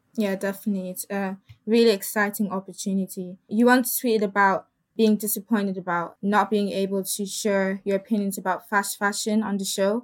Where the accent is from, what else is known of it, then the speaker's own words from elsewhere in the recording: Ireland; also born or lived in Congo; I was born in Ireland, but I'm from Congo.